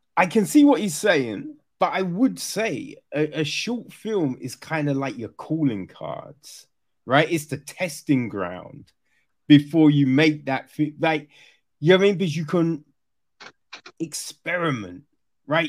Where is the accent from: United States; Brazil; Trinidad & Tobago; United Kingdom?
United Kingdom; Orpington, London; so I grew up in Kent, right? Grew up in Orpington